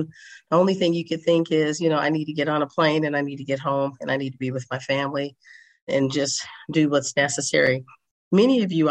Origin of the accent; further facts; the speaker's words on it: St. Louis, Missouri, United States; also born or lived in Chicago / Washington State / Northern California; now in Las Vegas, United States; I'm originally from St. Louis, Missouri, by way of Chicago, by way of Washington State, by way of Northern California, and now by way of Las Vegas, Nevada.